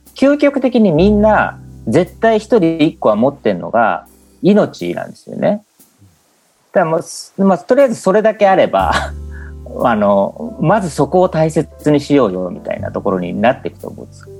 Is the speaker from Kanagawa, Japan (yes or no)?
yes; Kamakura, Kanagawa, Japan; 僕は鎌倉で生まれ育った感覚があって